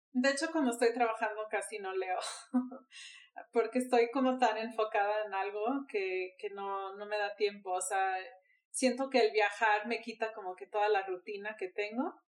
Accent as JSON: {"language": "Spanish", "town": "Miami", "region": "Florida", "country": "United States", "moved": "yes", "lives_now": "Mexico City, Mexico", "said": "soy de Miami, vivo en la Ciudad de México"}